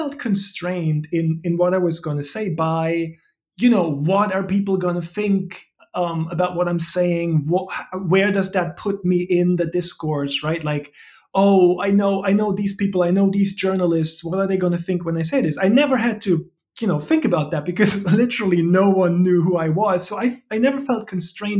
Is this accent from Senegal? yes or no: no; Germany; English is a second language; moved away as an adult; now in United States; Are you a German citizen? I am, yes, yes. I mean, as I'm sure everyone will hear, that's the reason for the funny way I talk.